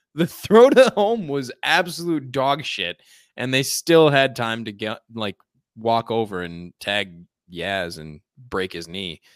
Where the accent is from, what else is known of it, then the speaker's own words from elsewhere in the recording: Chicago suburbs, Illinois, United States; I was taking the Metro back to my hometown